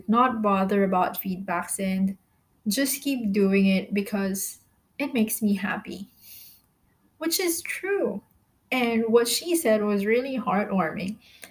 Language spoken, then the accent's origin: English; Philippines; moved away as an adult; now in Malaysia; I am a Filipino, by the way, currently staying in Malaysia. I've been here for about 3 years now